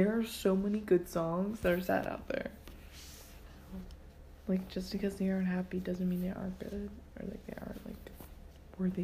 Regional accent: Ohio, United States; we're from Ohio

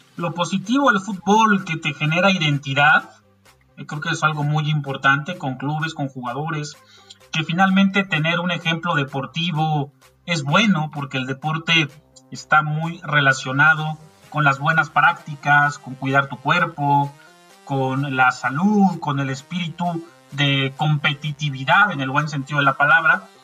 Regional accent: Mexico; en México creo que no somos así

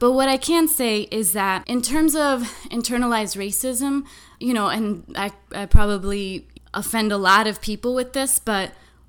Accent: Florida, United States; born or raised there

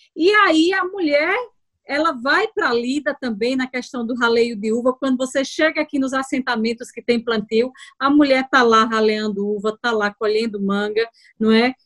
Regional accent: Afrânio, Pernambuco, Brazil; also born or lived in Rajada / Petrolina; Eu venho do interior de Afrânio, na realidade eu nasci em Rajada, na maternidade

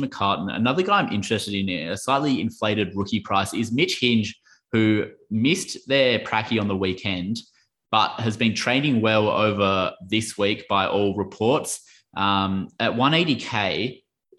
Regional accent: Margaret River, Western Australia, Australia; I'm from Margaret River

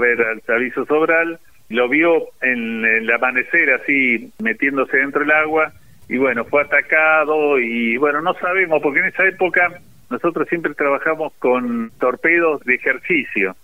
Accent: Bahía Blanca, Buenos Aires Province, Argentina; also born or lived in Villa Regina; Nací en Villa Regina, pero la mayoría del tiempo la viví aquí en Bahía Blanca, donde mis padres residían.

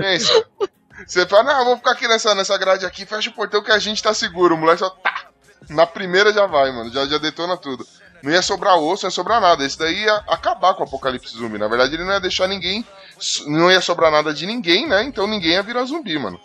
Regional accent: São Paulo, Brazil; eu sou de São Paulo, mais precisamente da Zona Leste

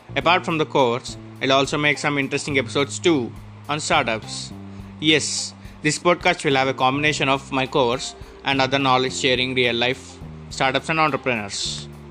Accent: Hyderabad, Telangana, India; I'm from Hyderabad, India

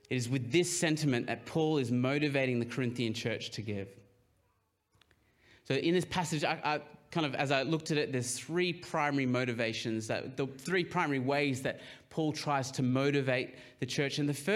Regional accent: Papua New Guinea; I grew up, a lot of you will know that I grew up in Papua New Guinea, and they're a very collectivist society.

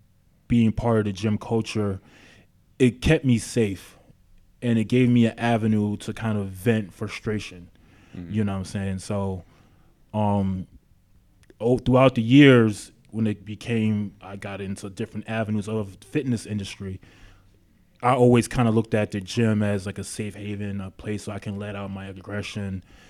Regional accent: Queens, New York, United States; now in Long Beach, United States; I'm from South Jamaica, Queens. I've been living in Long Beach now for 10 years.

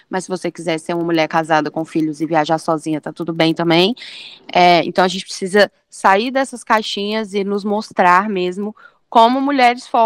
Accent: São Paulo, Brazil; Eu sou de São Paulo.

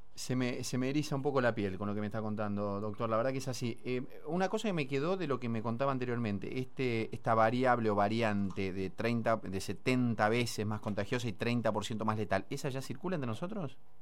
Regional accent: Argentina; nosotros como argentinos

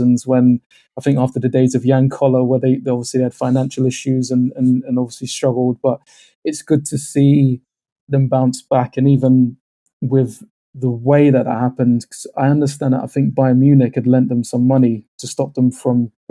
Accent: London, United Kingdom; I'm from London

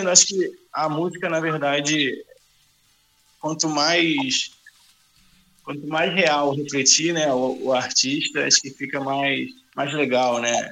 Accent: Duque de Caxias, Rio de Janeiro, Brazil; nós estamos aqui de, de, de Caxias, né? A gente é do, do, é da Baixada Fluminense.

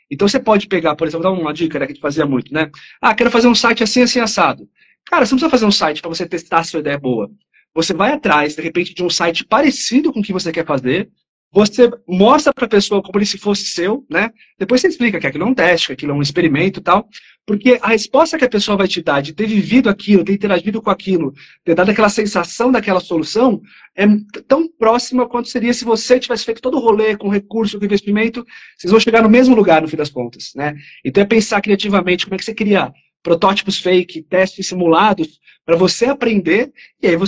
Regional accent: São Paulo, Brazil; sou aqui de São Paulo, aqui da ZL.

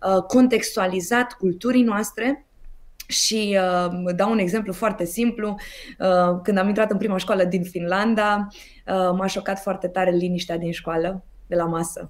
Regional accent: Romania; sunt tare mândră că sunt româncă

